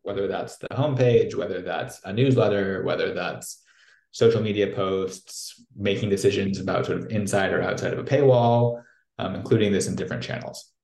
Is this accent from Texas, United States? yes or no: no; St. Louis, Missouri, United States; accent: American; moved away as an adult; also born or lived in New York / Moscow, Russia; now in Brussels, Belgium; from a place called St. Louis in the US. Um, for those of you sort of maybe more European based, that's in the middle of the country, in the Midwest, south of Chicago. Um, and, and grew up there